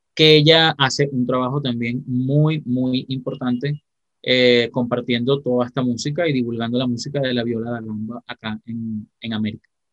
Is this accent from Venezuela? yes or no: yes; Venezuela; soy de Venezuela